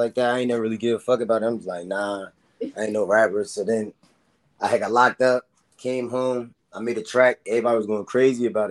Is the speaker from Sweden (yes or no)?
no; New Jersey, United States; now in South Carolina, United States; from Jersey, currently in South Carolina.